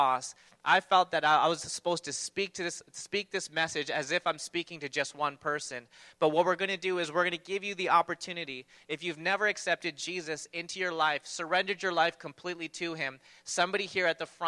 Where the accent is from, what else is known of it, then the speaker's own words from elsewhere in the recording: Toronto, Ontario, Canada; I grew up in Toronto